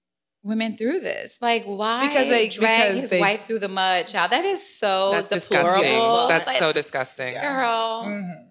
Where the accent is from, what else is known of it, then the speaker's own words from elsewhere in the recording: the South, United States; we're from the South. We live in the South. I'm from the South.